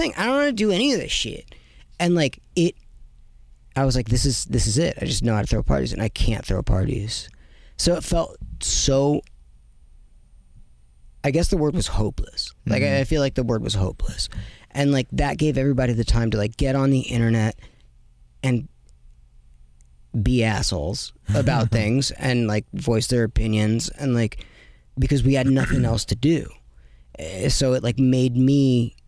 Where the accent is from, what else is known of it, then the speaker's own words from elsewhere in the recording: United States; I'm from America